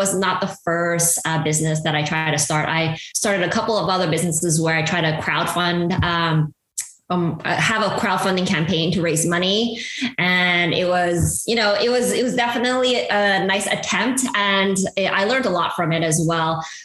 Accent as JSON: {"language": "English", "town": "Montreal", "region": "Quebec", "country": "Canada", "tie": "born or raised there", "also_born_or_lived": "Malaysia / Hong Kong / Bay Area", "moved": "as an adult", "lives_now": "United States", "said": "growing up in Montreal"}